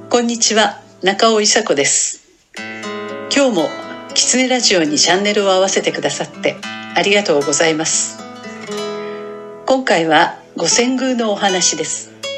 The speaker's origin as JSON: {"language": "Japanese", "town": "Kishiwada", "region": "Osaka", "country": "Japan", "tie": "born or raised there", "also_born_or_lived": "Tokyo", "moved": "yes", "said": "岸和田出身というだけで東京ではお祭り女としてイケイケのイメージを持たれて"}